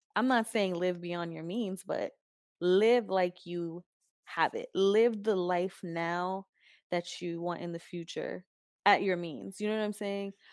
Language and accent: English; New York, United States; also born or lived in New Jersey; my mom grew up in East Harlem, Spanish Harlem. That's where I kind of grew up. Went to high school in Jersey, then went back to New York